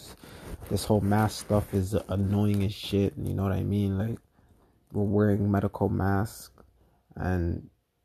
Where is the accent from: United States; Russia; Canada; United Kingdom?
Canada; I'm from Canada